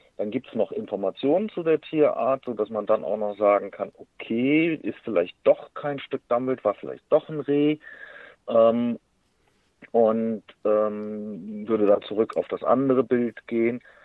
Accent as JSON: {"language": "German", "country": "Germany", "said": "bei uns in Deutschland"}